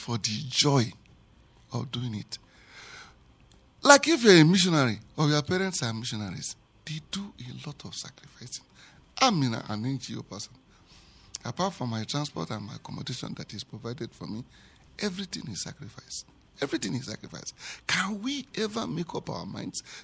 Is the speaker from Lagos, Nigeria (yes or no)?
no; Anambra, Nigeria; now in Plateau State, Nigeria; I come from Anambra State